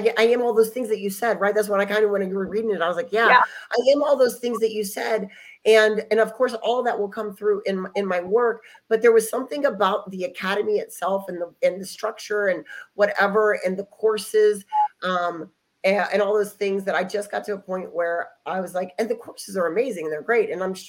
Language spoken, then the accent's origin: English; Dallas, Texas, United States; born there; So I was born in Dallas, Texas.